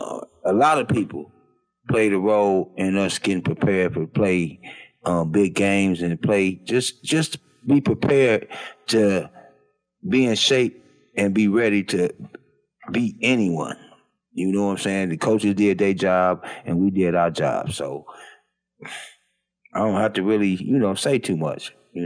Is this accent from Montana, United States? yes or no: no; Detroit, Michigan, United States; I hate to say this, I'm born and raised in Detroit, but this goes along a lot of places.